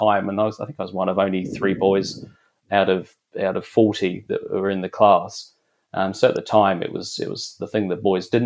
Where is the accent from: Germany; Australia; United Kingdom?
United Kingdom; London; moved away; I grew up in East London